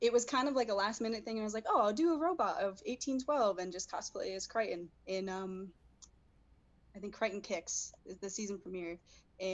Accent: Connecticut, United States; moved away as an adult; now in West Coast, United States; I'm from Connecticut, from the East Coast originally

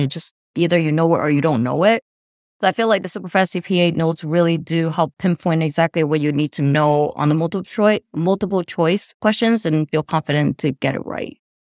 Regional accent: New Jersey, United States; I'm from New Jersey

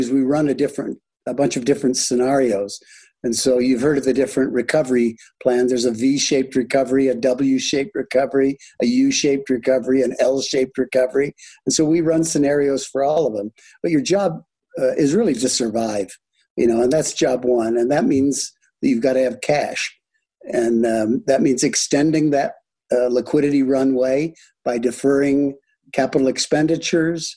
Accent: Michigan, United States; moved away; also born or lived in Iowa / France; I grew up in the Midwest, born in Iowa, raised in Michigan

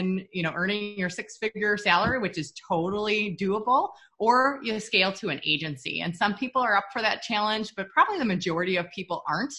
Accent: Minnesota, United States; We're from Minnesota, so we're total like snowbirds

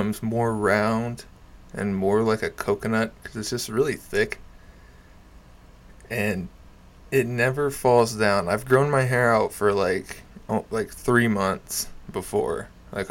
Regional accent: Jay, Oklahoma, United States; I'm from Jay. Like, I'm not from Tulsa

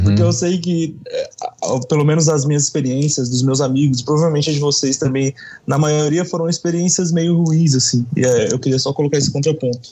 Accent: São Paulo, Brazil; eu sou paulista, mas meu pai é ah, de Juiz de Fora

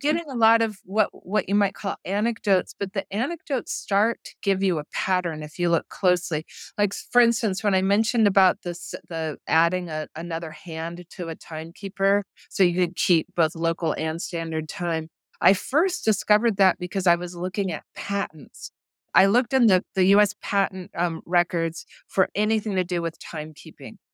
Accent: New Mexico, United States; also born or lived in Boston; now in Dallas, United States; I grew up in New Mexico

